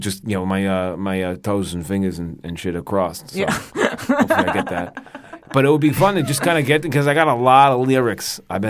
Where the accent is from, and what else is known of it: Staten Island, New York, United States